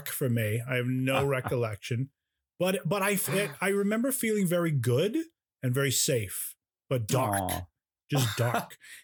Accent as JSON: {"language": "English", "town": "Iselin", "region": "New Jersey", "country": "United States", "tie": "born or raised there", "also_born_or_lived": "Rahway, New Jersey / Hillsborough, New Jersey", "said": "But then we moved to Islin, New Jersey. And that's where I was born. That's where I grew up"}